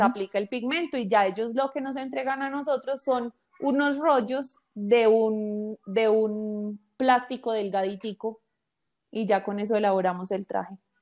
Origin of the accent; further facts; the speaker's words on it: Colombia; como buenos colombianos le creemos